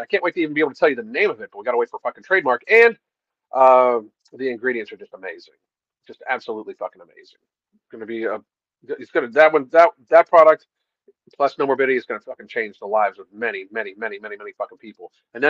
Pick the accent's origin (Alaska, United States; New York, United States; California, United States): Alaska, United States; I grew up in Alaska long before off-grid, living off-grid was being cool.